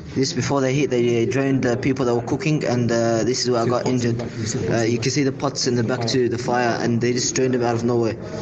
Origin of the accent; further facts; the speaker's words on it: Australia; moved away; I'm Australian, uh, I'm 17 years old